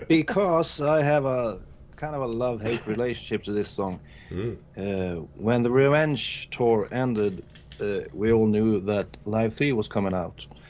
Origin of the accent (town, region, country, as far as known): Sweden; English is a second language